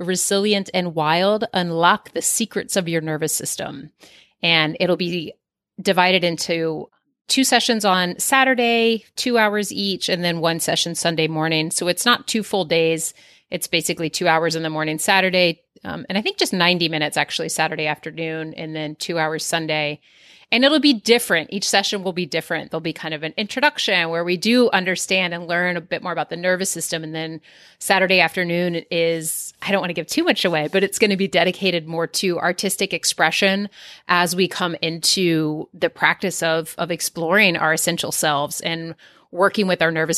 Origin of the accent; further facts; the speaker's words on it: East Coast, United States; now in Southern California, United States; where I grew up on the East Coast